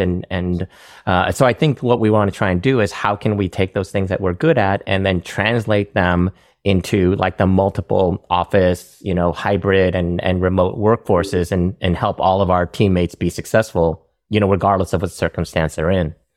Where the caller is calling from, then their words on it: San Francisco, California, United States; I'm calling in from San Francisco